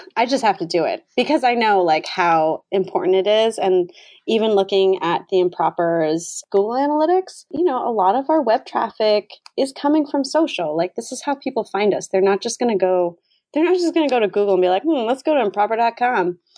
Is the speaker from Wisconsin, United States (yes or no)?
no; Vermont, United States; now in Boston, United States; I'm not originally from Boston, I'm originally from Vermont